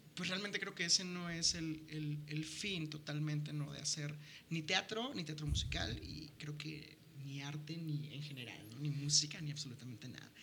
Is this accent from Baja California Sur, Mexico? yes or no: yes; La Paz, Baja California Sur, Mexico; moved away; en La Paz, que es de donde soy